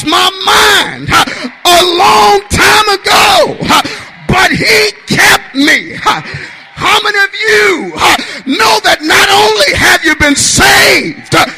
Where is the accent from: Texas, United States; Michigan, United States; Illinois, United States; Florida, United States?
Michigan, United States; Detroit; I'm from Detroit, Michigan